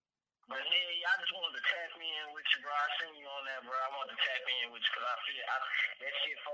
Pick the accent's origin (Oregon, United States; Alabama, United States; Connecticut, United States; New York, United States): Alabama, United States; I'm from Alabama, man.